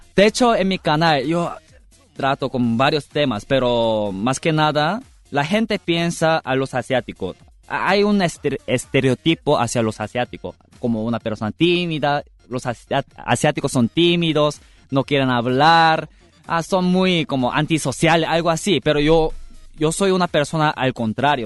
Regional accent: South Korea; first language Korean; Spanish is a second language; moved away; mi lengua materno no es español, o sea, es coreano

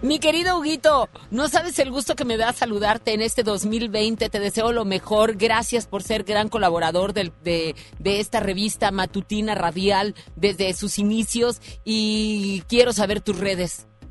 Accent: Monterrey, Nuevo León, Mexico; soy de Monterrey

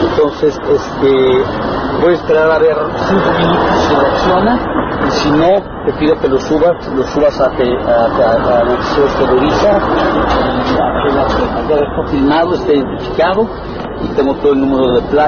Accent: Mexico City, Mexico; yo soy ciudadano aquí de Polanco

